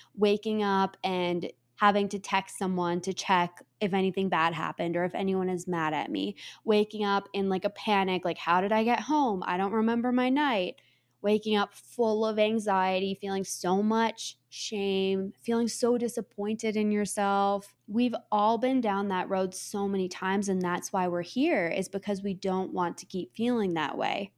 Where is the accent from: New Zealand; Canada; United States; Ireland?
Canada; I am Canadian